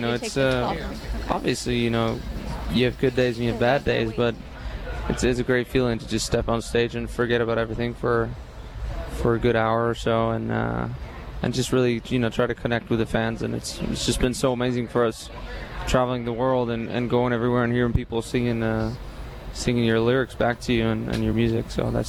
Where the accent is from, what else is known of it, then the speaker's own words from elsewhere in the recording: Iceland; moved away as an adult; now in Nashville, United States; Well, yeah, I moved to the States from Iceland about almost 3 years ago now. Originally, we were based out in Austin, but now we're based out of Nashville.